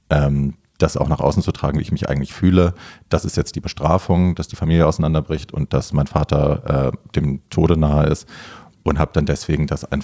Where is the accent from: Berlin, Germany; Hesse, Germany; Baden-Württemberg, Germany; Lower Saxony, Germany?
Hesse, Germany; Hofheim; aus Ho Hofheim. Also das ist so mein Taunuskreis.